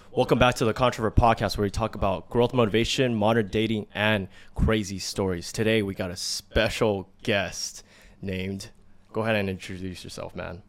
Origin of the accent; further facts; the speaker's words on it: United States; us in America, we grew up in America